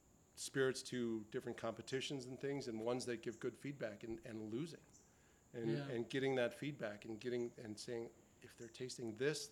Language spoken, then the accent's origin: English; Wisconsin, United States; I grew up in Wisconsin, in the agricultural part of Wisconsin, and ate sweet corn from August till October, every meal.